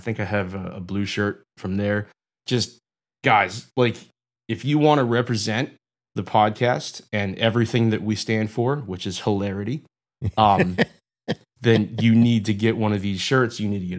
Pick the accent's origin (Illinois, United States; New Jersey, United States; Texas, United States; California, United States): New Jersey, United States; Delran; No, I grew up in South Jersey, small town called Delran.